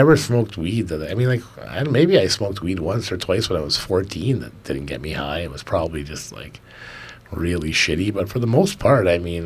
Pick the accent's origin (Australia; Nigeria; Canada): Canada; Being a Canadian citizen